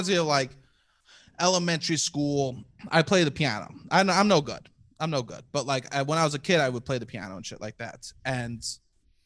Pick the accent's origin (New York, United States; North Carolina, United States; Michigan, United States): New York, United States; New York City; I'm from Staten Island